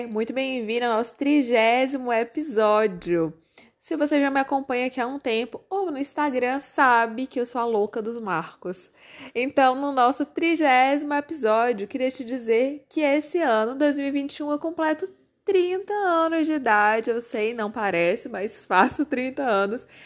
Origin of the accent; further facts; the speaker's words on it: Corrente, Piauí, Brazil; also born or lived in Teresina; eu nasci em Teresina, gente. Eu nasci aqui mas fui sempre criada em corrente, então por isso que eu me considero muito mais correntina do que teresinense.